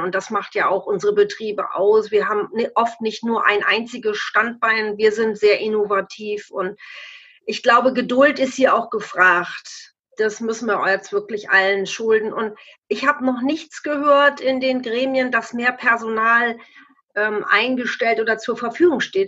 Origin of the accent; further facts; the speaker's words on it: Lower Saxony, Germany; bei uns in Niedersachsen